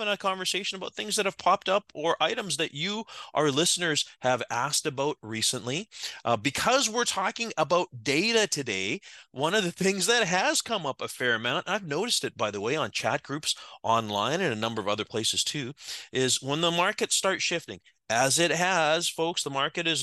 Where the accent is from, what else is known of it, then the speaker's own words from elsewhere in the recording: Victoria, British Columbia, Canada; operating here out of my hometown of Victoria, British Columbia.